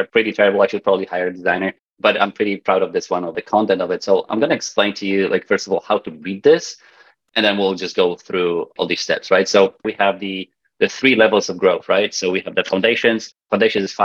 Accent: Poland; accent: Polish; now in Vancouver, Canada; my weird accent comes from the fact that I'm Polish. Polish, I live in Canada, in Vancouver

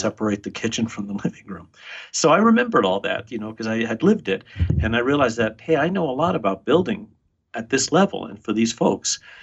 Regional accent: New York, United States; moved away as an adult; also born or lived in Buenos Aires, Argentina / Los Angeles / Lincoln, Nebraska; My mom brought me uh, to the United States. We moved to New York

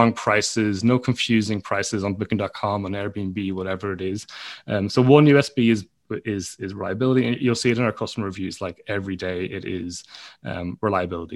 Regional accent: Donegal, Ulster, Ireland; moved away; also born or lived in London, United Kingdom; My parents run a guest house and I'm from Donegal in Ireland

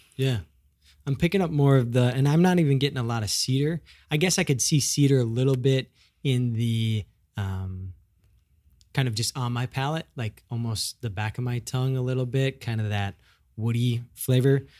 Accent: Midwest, United States; moved away; I'm from the Midwest

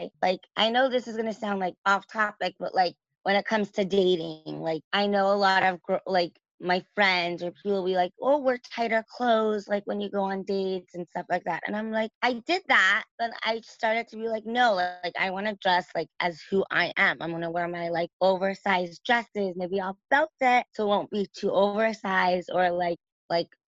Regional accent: Los Angeles, California, United States; also born or lived in New York; raised in LA.

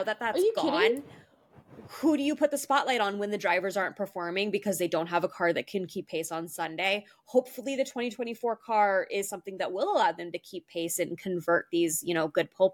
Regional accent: United States; I'm an American

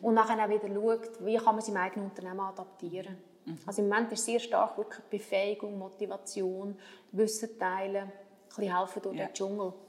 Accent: Switzerland; wir als Schweizer

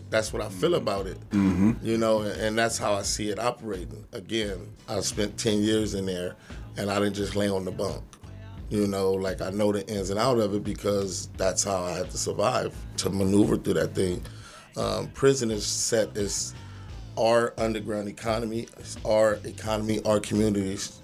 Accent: Los Angeles, California, United States; I'm from Watts. I'm from the projects

